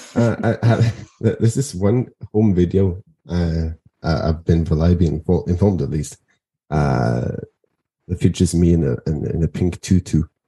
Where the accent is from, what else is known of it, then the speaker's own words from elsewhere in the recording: Norway; I'm a Norwegian independent journalist, podcaster, actor, and activist